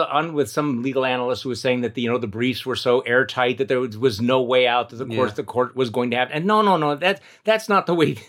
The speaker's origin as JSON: {"language": "English", "region": "Wisconsin", "country": "United States", "tie": "born or raised there", "said": "My home state Wisconsin"}